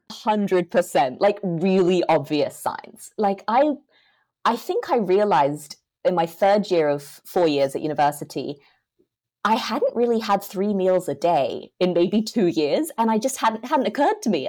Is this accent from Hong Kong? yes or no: yes; Hong Kong; I'm from Hong Kong, grown up there my whole life.